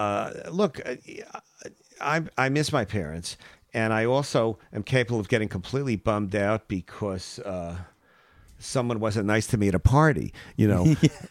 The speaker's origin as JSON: {"language": "English", "country": "Iraq", "tie": "born or raised there", "said": "Growing up in Iraq."}